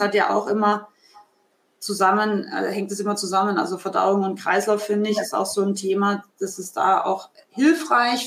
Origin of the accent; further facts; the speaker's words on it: Austria; aus meinem Heimatland Österreich